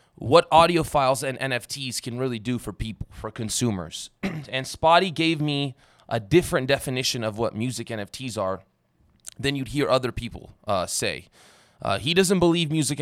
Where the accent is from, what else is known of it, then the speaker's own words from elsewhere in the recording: Las Vegas, Nevada, United States; I'm from Las Vegas, and I met a lot of young rappers growing up.